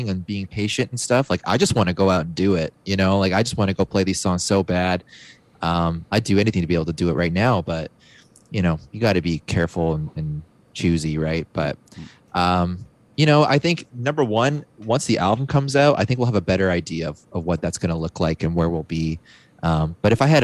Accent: Canada; being Canadian

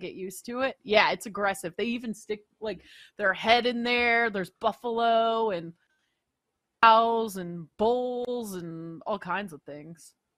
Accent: Pacific Northwest, United States; moved away; also born or lived in Vancouver; growing up in the Pacific Northwest

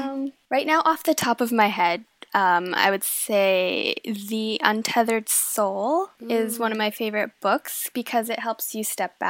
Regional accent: Denmark; born or raised there

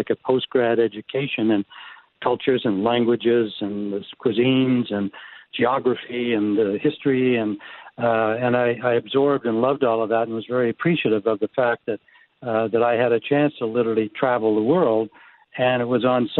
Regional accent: Winnipeg, Manitoba, Canada; my hometown, my birthplace town of Winnipeg.

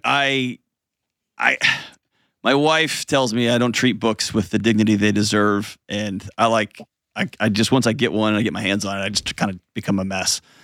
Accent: Houston, Texas, United States; now in Nashville, United States; I grew up going to the punk clubs there in Houston where I grew up and in West Texas out there. And now I live in Nashville

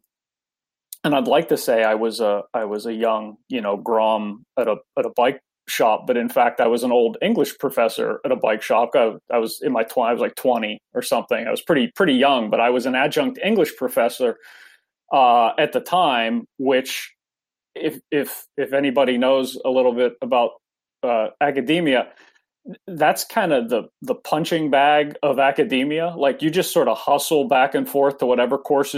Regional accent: Pittsburgh, Pennsylvania, United States; now in Vancouver, United States; I'm originally from the East Coast, grew up near Pittsburgh

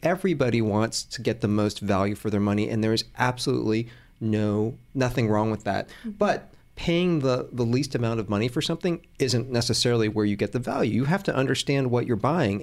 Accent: Atlanta, Georgia, United States; born or raised there; also born or lived in Hong Kong

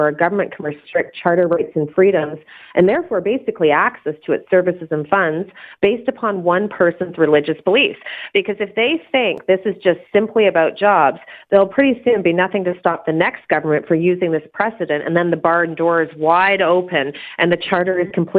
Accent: Canada; I don't agree with it, but we're in Canada, and that's the privilege of being Canadian.

